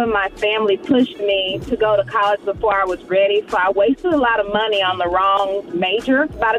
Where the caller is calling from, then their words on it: Houston, Texas, United States; I'm calling from Houston.